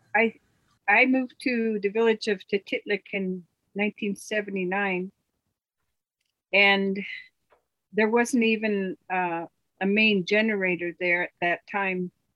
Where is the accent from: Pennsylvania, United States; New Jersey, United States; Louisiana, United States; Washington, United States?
Washington, United States; Edmonds; moved away as an adult; also born or lived in Cordova, Alaska; now in Alaska, United States; my parents moved us away from Alaska when I was very young, and we moved to Edmonds, Washington.